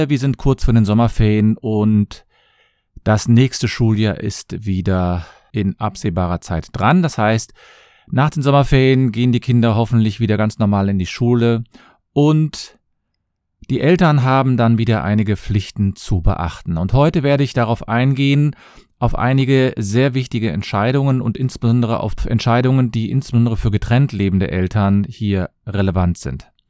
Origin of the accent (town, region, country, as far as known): Cologne, North Rhine-Westphalia, Germany